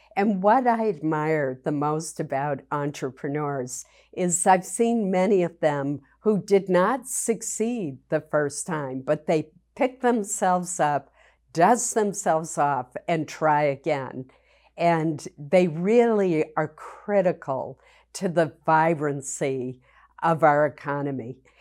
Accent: Maine, United States; I was very fortunate growing up in Maine

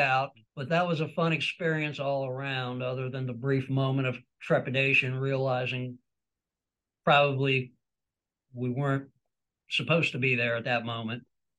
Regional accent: New York, United States; born or raised there

